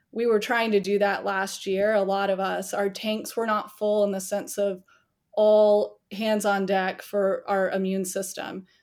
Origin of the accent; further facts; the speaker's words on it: the South, United States; now in Charleston, South Carolina, United States; I'm born and raised in the South